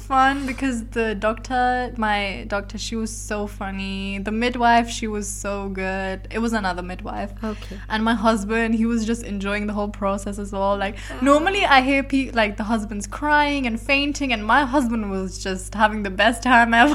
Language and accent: English; London, United Kingdom; now in Belgium; my hometown is London